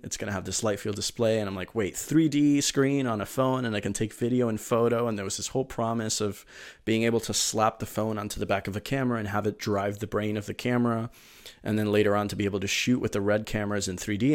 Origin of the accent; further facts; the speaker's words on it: Miami, Florida, United States; also born or lived in Venezuela; I'm originally from Venezuela, but my, my family moved to Miami uh, in 2002, kind of fleeing the situation there. And um, uh, so I, you know, I grew up in Miami